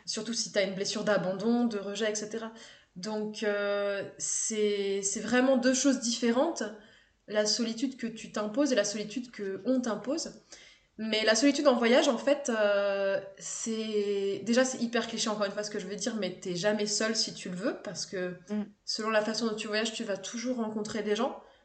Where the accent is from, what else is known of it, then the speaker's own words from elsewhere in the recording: Haute-Savoie, Auvergne-Rhône-Alpes, France; j'ai grandi en Haute-Savoie, dans une station de ski